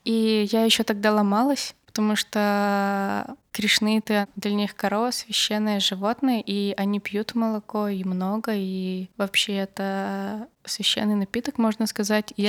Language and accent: Russian; Barda, Perm Krai, Russia; moved away; из борды, откуда я родом